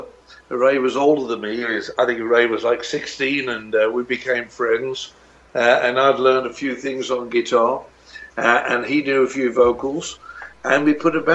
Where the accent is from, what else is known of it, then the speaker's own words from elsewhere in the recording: Birmingham, West Midlands, United Kingdom; I'm from Birmingham